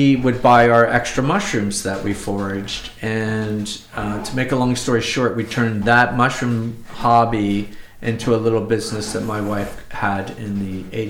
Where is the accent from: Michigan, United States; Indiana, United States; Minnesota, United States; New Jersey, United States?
New Jersey, United States; moved away as an adult; also born or lived in New York City, New York; now in upstate New York, United States; I'm from the Garden State, New Jersey.